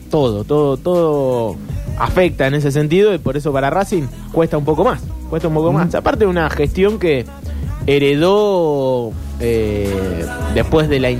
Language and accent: Spanish; Bahía Blanca, Buenos Aires Province, Argentina; cuando era chico jugaba en Liniers de Bahía Blanca, un club que históricamente, por lo menos en inferiores, siempre era el rival de Olimpo.